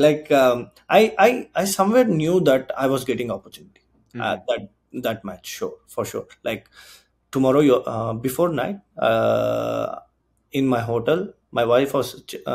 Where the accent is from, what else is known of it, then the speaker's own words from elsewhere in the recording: Bangalore, Karnataka, India; now in Canada; I'm from Karnataka, right? So Bangalore